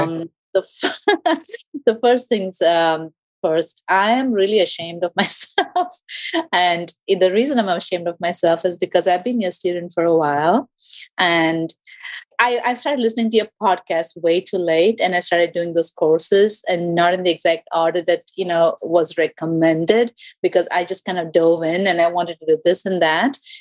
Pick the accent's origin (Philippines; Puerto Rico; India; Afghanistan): India; first language English; moved away as an adult; now in Georgia, United States; I'm from India